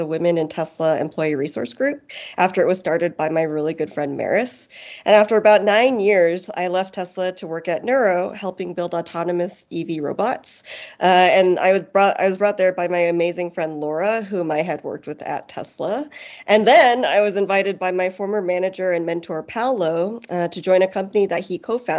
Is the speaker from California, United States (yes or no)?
yes; Silicon Valley, California, United States; I'm an Asian American born and raised in Silicon Valley, California